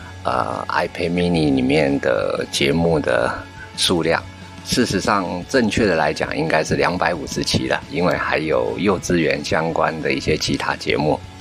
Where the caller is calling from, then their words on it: Taiwan; 各位声波飞行员的听众，大家好，